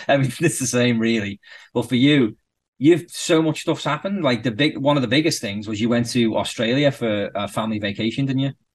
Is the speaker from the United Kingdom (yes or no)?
yes; Birkenhead, North West England, United Kingdom; moved away as an adult; now in Canada; I'm from the Wirral, which is across the water from Liverpool. It's basically the same. And he was like, oh, where about on the Wirral? And I was like, Birkenhead.